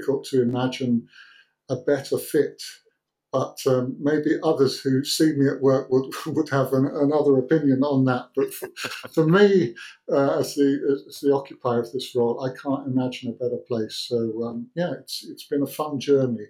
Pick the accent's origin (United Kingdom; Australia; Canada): United Kingdom; moved away as an adult; now in Helsinki, Finland; growing up in Britain